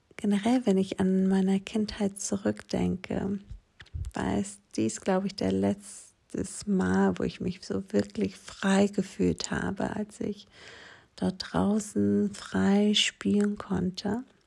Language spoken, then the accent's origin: German; Aegina, Attica, Greece; German is a second language; moved away as an adult; now in Germany; diese kleine griechische Insel, wo ich aufgewachsen bin, Egina die liegt gegenüber von Athen